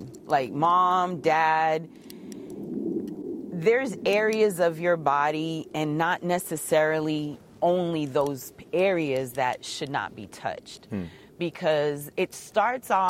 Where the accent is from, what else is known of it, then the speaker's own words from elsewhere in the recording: Boston, Massachusetts, United States; moved away; also born or lived in New York / Kissimmee, Florida; I was born in New York, and then we was raised in Boston. And then we went to Kissimmee